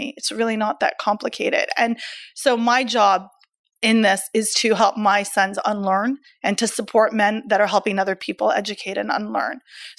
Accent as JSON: {"language": "English", "country": "Canada", "said": "I am Canadian"}